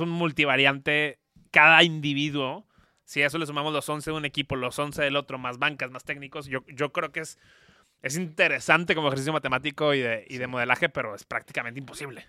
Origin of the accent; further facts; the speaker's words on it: Mexico; yo soy mexicano